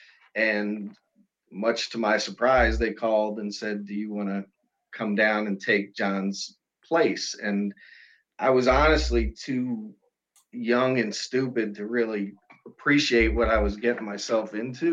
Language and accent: English; New Jersey, United States; moved away as an adult; also born or lived in Maryland; I grew up in New Jersey, came down to College Park.